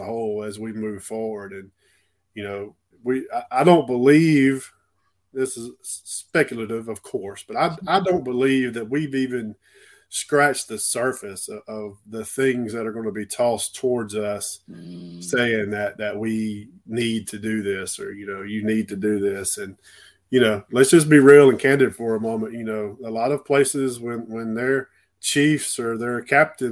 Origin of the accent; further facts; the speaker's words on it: Clanton, Alabama, United States; also born or lived in Gulf Shores, Alabama; I started in a rural county in my hometown in Clanton, Alabama, between Birmingham and Montgomery.